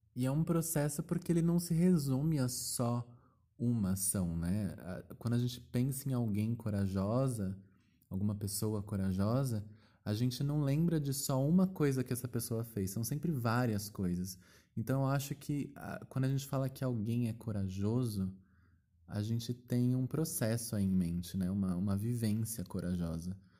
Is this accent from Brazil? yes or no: yes; Brazil; eu sou brasileira